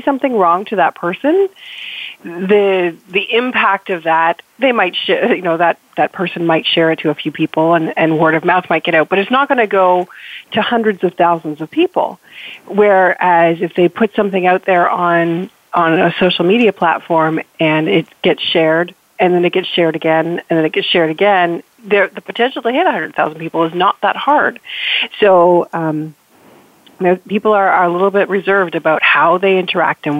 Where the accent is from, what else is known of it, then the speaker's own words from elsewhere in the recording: Canada; I am so Canadian